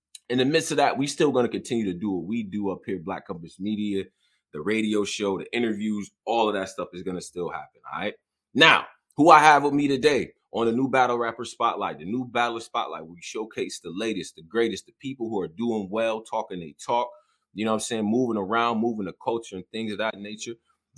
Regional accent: Rochester, New York, United States; also born or lived in Houston, United States; Now, I was just born there. Most of my family lives out there, but I grew up in Rochester.

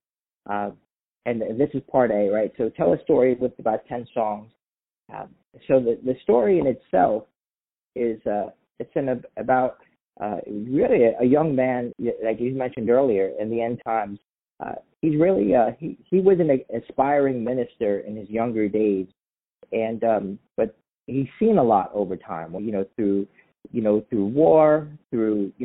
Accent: New York City, New York, United States; also born or lived in Pennsylvania; now in Seattle, United States; I'm born and raised in Staten Island, New York

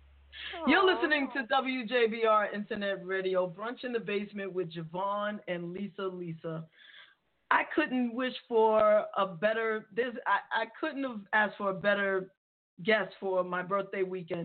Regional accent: New York City, New York, United States; I grew up in the Bronx.

